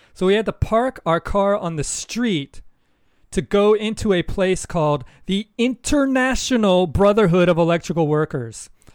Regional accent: United States; moved away; as an American

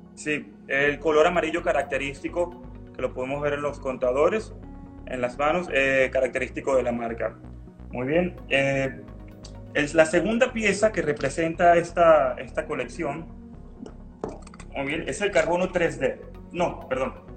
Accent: Venezuela; moved away as an adult; also born or lived in Mexico; now in Cancún, Mexico; yo soy venezolano, tengo ocho años en, en México

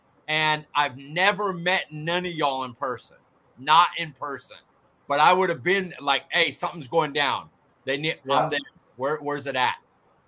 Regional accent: Fresno, California, United States; And I'm from Frisco or from California, Fresno.

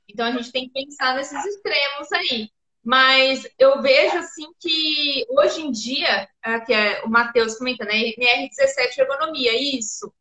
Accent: São Paulo, Brazil; eu sou de São Paulo

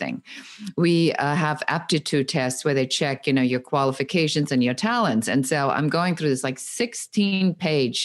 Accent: Germany; moved away as an adult; now in Los Angeles, United States; I am originally from Germany and I came to the United States when I was in my early 20s

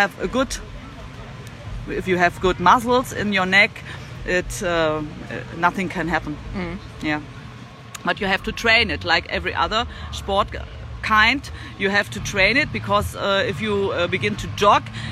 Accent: Germany; In Germany, I have a lot of classes in my hometown

